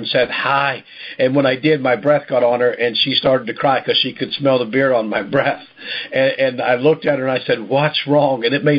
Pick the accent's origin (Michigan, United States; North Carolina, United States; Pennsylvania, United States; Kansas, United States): Pennsylvania, United States; Pittsburgh; I'm from Pittsburgh. I worked in a steel mill.